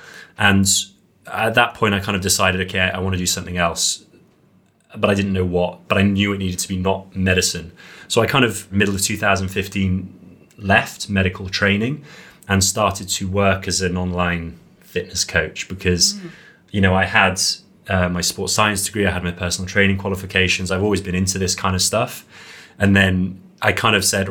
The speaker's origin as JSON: {"language": "English", "region": "Wales", "country": "United Kingdom", "tie": "born or raised there", "also_born_or_lived": "Serbia", "said": "Growing up in Wales"}